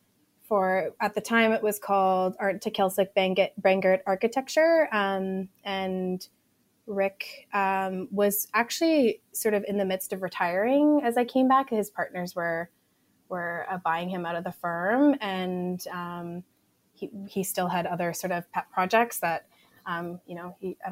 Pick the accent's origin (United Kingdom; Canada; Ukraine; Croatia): Canada; Edmonton, Alberta; also born or lived in Vancouver, Canada; We grew up in Park Allen and Bonnie Doon. And so we'd always kind of lived in the inner city